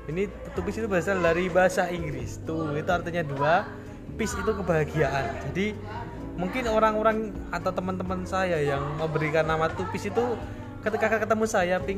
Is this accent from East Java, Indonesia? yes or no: no; Gunungkidul, Special Region of Yogyakarta, Indonesia; Berasal dari Gunung Kidul, daerah istimewa Yogyakarta